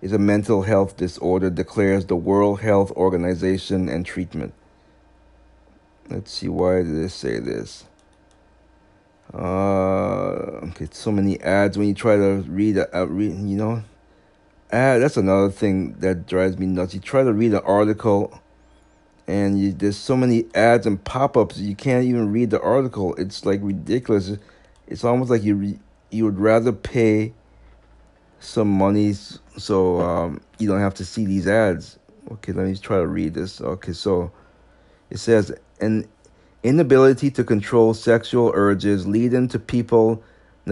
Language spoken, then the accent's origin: English; Massachusetts, United States; This is in my home state of Massachusetts, even though I don't live in Boston